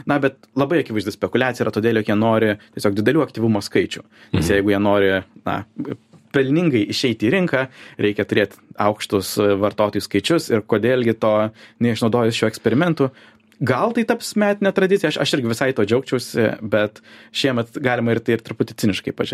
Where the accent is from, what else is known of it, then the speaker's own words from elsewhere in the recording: Lithuania; Aš esu lietuvis